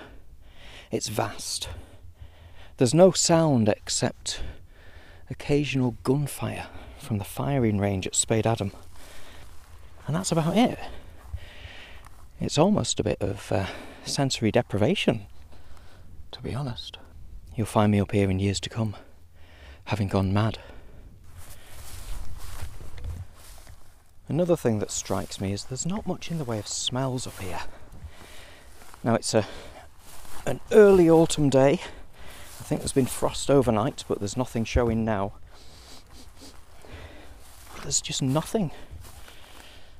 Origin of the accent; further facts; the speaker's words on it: Morecambe Bay, North West England, United Kingdom; growing up around Morecambe Bay